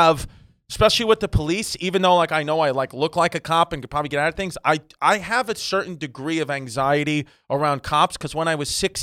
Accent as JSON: {"language": "English", "town": "New York City", "region": "New York", "country": "United States", "tie": "born or raised there", "also_born_or_lived": "Bushwick, Brooklyn / Staten Island", "moved": "as an adult", "said": "I'm from a place called like Ridgewood, Queens, which is just a fucking garbage place"}